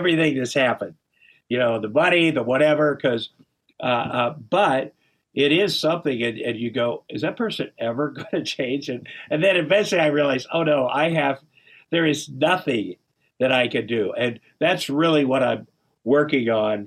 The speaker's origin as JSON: {"language": "English", "region": "Iowa", "country": "United States", "said": "I'm from Iowa"}